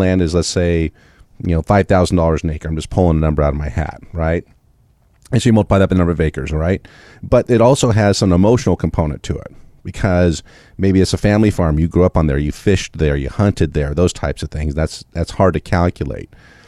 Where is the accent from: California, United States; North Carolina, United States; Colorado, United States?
California, United States; No, because I grew up in California.